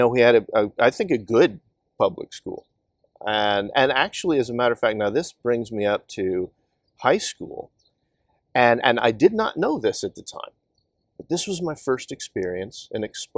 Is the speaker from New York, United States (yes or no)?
no; Kansas, United States; moved away; I grew up on a farm in Kansas, and this was, my hometown was at the time maybe about 1,200 people.